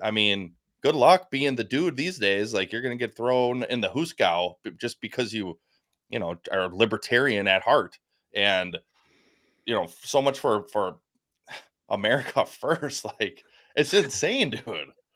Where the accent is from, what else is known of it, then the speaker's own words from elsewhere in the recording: United States; I'm American.